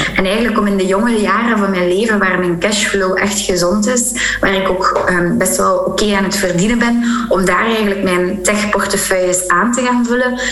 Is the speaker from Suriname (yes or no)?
no; Flanders, Belgium; als Vlaming